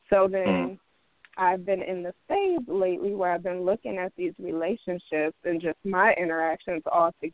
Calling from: Minneapolis, Minnesota, United States

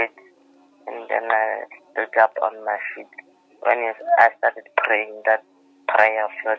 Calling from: Lephalale, Limpopo, South Africa; I'm calling you from Lephala, Limarapo.

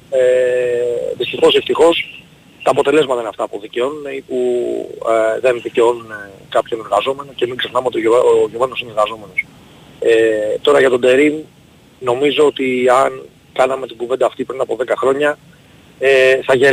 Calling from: Cholargos, Attica, Greece; Γεια σου παιδιά … είμαι από Χολαργό.

